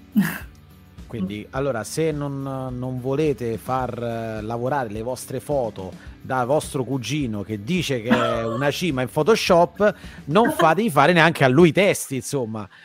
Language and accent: Italian; Rome, Lazio, Italy; io sono di Roma